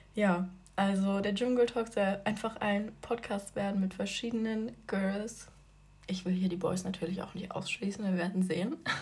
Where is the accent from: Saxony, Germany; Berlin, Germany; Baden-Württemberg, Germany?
Saxony, Germany; Leipzig; Ich komme aus Leipzig